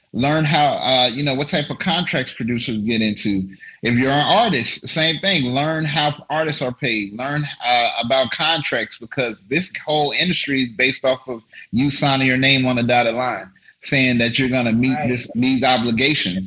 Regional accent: Las Vegas, Nevada, United States; also born or lived in Paris; I'm from Las Vegas, uh, Nevada

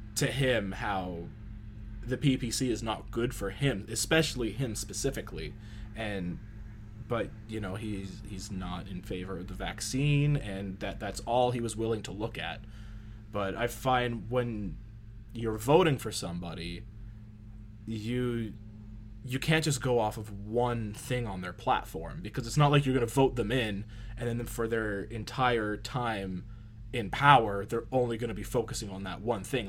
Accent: Canada; we're Canadian

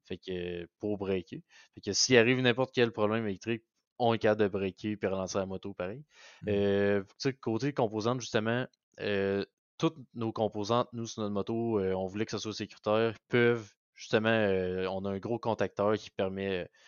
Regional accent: Beauce, Quebec, Canada; also born or lived in Sherbrooke; je viens de la Beauce

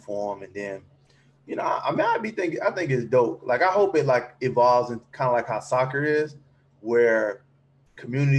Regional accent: Atmore, Alabama, United States; born or raised there

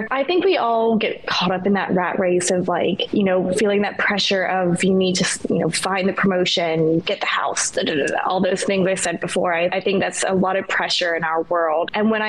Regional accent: New Zealand; also born or lived in Australia / United States; now in Bangkok, Thailand; So I am originally from New Zealand. I've bounced around quite a few countries to call them my home. I've lived in Australia and the United States, and now I live in Bangkok, Thailand.

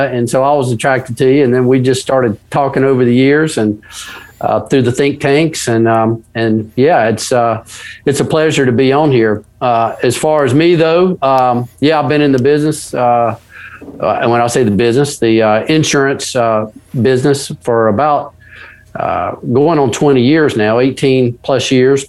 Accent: the South, United States; I live in Ocean Springs, Mississippi. So, I'm a Southerner, they call it the Dirty South down here.

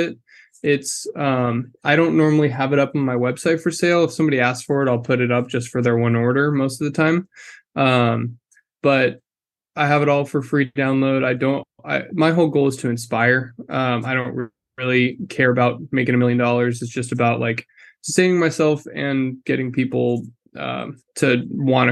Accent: Austin, Texas, United States; also born or lived in Kentucky; now in Dallas, United States; born in Kentucky, but raised in Austin

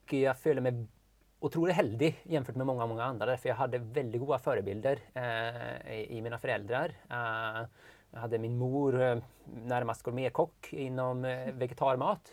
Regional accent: northern Sweden, Sweden; moved away as an adult; now in Norway; jag är uppväxt i norra Sverige

